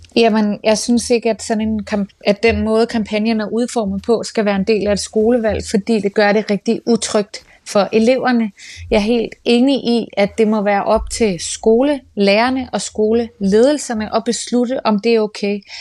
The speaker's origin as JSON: {"language": "Danish", "town": "Copenhagen", "region": "Capital Region of Denmark", "country": "Denmark", "tie": "born or raised there", "said": "jeg er født og opvokset på Nørrebro af dansk statsborger"}